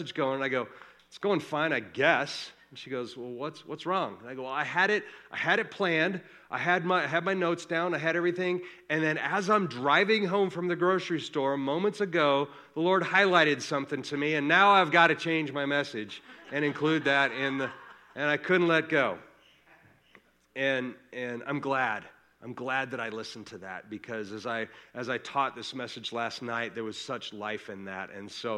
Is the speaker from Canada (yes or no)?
no; Colorado, United States; we are from Colorado